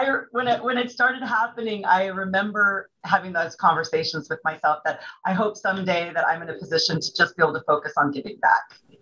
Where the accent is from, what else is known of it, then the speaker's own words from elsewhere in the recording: Bay Area, California, United States; also born or lived in Taiwan / Hong Kong; now in Phoenix, United States; I'm from the Bay Area in California, now more popularly known as Silicon Valley.